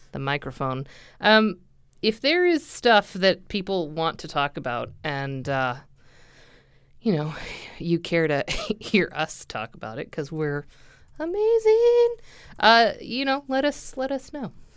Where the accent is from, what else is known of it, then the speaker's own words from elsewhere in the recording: United States; I'm an American and we do that here.